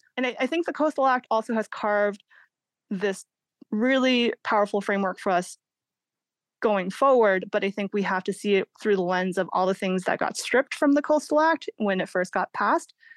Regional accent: Massachusetts, United States; now in California, United States; I grew up in Massachusetts, kind of the private beaches of New England.

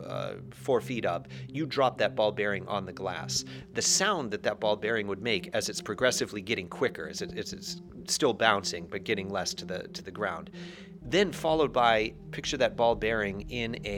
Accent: Barrington, New Hampshire, United States; moved away as an adult; also born or lived in Poland / China; I'm originally from New Hampshire, from Barrington, New Hampshire.

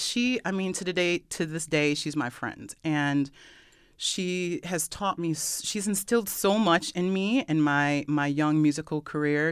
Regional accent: Brockport, New York, United States; also born or lived in Rochester, New York; I grew up Rockport, New York. Yay, Brock Brook class of ninety-five

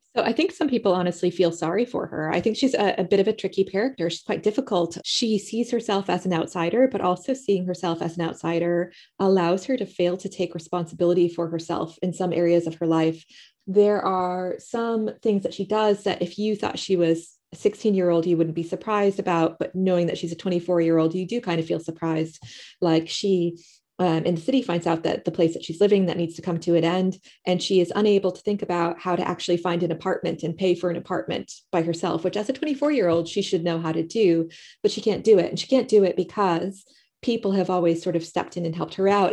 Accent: United States; moved away as an adult; now in United Kingdom; living in the U K, I'm American

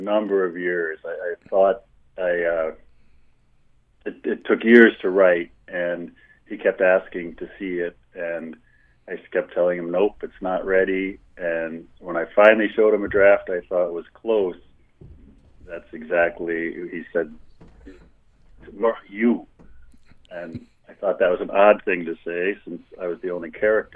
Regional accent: Milwaukee, Wisconsin, United States; moved away as an adult; also born or lived in Montana; I grew up in Milwaukee, Wisconsin

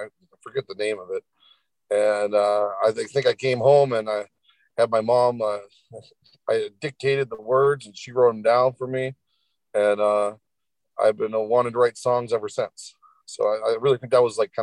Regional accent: Bethel, Alaska, United States; now in Homer, United States; I was from Bethel

